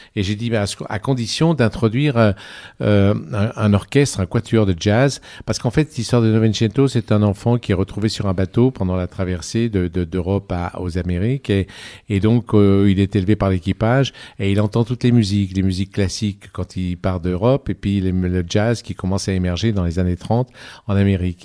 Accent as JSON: {"language": "French", "town": "Annecy", "region": "Auvergne-Rhône-Alpes", "country": "France", "tie": "born or raised there", "also_born_or_lived": "Cruseilles", "moved": "yes", "said": "je suis né à Annecy"}